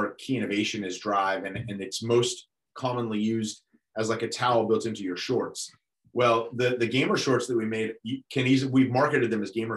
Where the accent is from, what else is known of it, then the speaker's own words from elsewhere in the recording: New York, United States; I'm a born and bred New Yorker